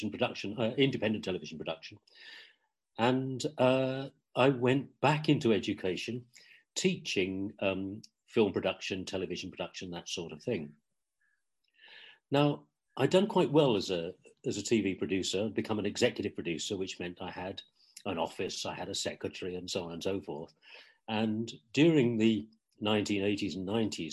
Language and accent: English; Ipswich, East of England, United Kingdom; moved away; I was born and brought up in Ipswich in England, in East Anglia.